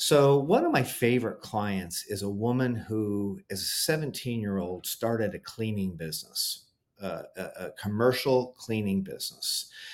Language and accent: English; Cleveland, Ohio, United States; my hometown of Cleveland, Ohio